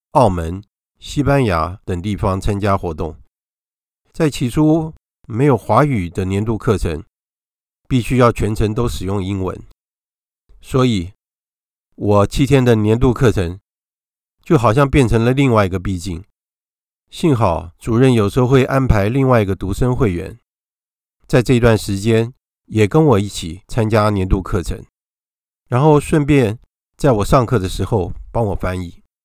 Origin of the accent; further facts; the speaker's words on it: Yonghe, New Taipei, Taiwan; 从小我们就在永和堂长大